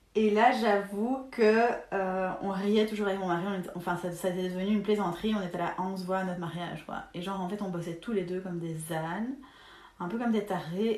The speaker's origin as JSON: {"language": "French", "country": "Belgium", "said": "on est belge"}